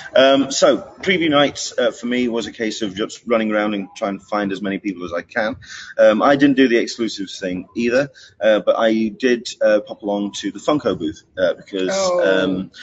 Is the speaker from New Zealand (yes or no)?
no; England, United Kingdom; as an Englishman, as someone from mm-hmm. outside of uh, the uh, US coming